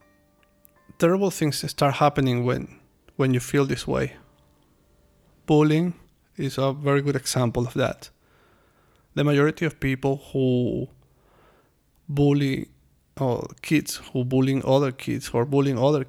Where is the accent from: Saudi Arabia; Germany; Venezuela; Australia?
Venezuela; moved away as an adult; now in China; I'm from Venezuela